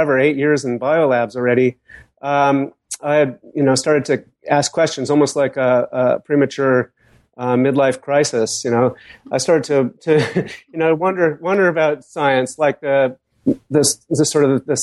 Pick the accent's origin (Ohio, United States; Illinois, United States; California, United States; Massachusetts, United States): Massachusetts, United States; Boston; I grew up in Boston, surrounded by famous scientists